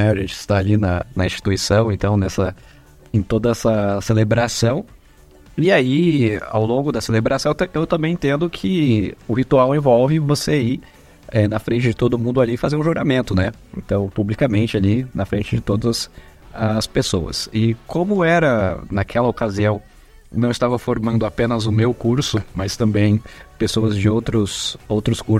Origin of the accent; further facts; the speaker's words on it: São Paulo, Brazil; como eu venho do, de São Paulo, né, estudei em outras instituições